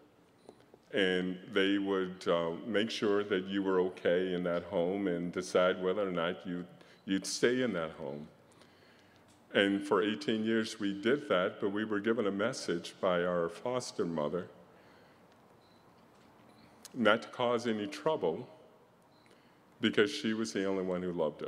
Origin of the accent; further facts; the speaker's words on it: Washington, District of Columbia, United States; I was born in Washington, D.C.